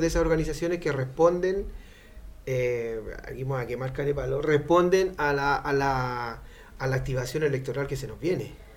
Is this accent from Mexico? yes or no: no; Renca, Santiago Metropolitan Region, Chile; yo soy un poblador de Renca